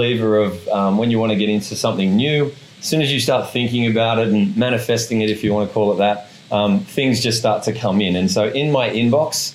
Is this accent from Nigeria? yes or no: no; Sydney, New South Wales, Australia; now in Bali, Indonesia; I'm originally from Sydney, Australia